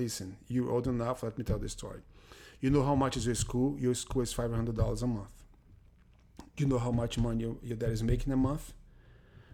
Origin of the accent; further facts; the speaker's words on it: Fortaleza, Ceará, Brazil; English is a second language; moved away as an adult; also born or lived in Bahia, Brazil; now in United States; growing up, I grew up pretty much in Fortaleza, right, when I was a little kid